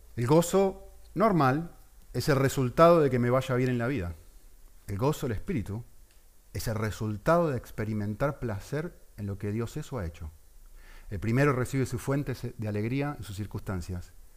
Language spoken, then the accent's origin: Spanish; Argentina; Yo que soy argentino y que es mi país que está ahí representado